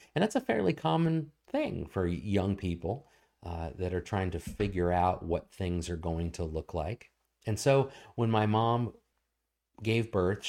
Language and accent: English; Portsmouth, Virginia, United States; born there; I was born in Norfolk, Virginia, or at the Naval Hospital that I think I'm technically Portsmouth, Virginia.